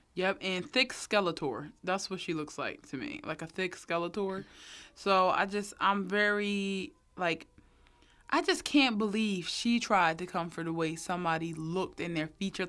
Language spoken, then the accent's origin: English; Philadelphia, Pennsylvania, United States; I'm from North Philly too